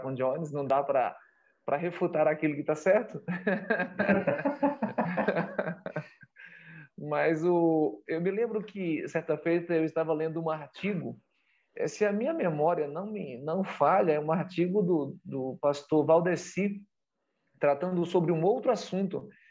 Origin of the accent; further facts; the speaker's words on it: Bahia, Brazil; a minha terra, a minha região, o meu estado, a Bahia